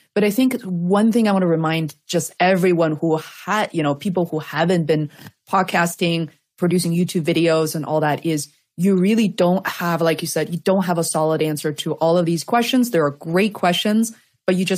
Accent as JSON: {"language": "English", "region": "Beijing", "country": "China", "tie": "born or raised there", "second_language": "English", "moved": "yes", "said": "I grew up in Beijing"}